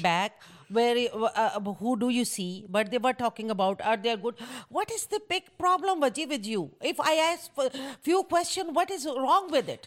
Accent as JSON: {"language": "English", "country": "Pakistan", "tie": "born or raised there", "moved": "as an adult", "lives_now": "United States", "said": "I'm from Pakistan"}